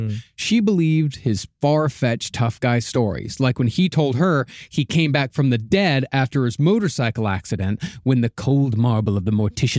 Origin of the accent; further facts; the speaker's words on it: Rochester, Texas, United States; moved away; my hometown, the fucking Rochester, is just completely fucking dead now.